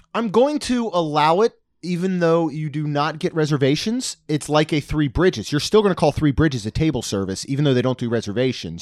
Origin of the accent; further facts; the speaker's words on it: Maryland, United States; growing up in Maryland, our beach was Ocean City